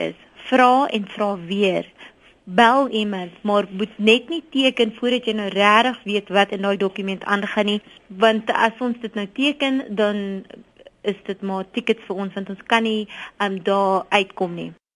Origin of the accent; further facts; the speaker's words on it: South Africa; As Suid-Afrikaners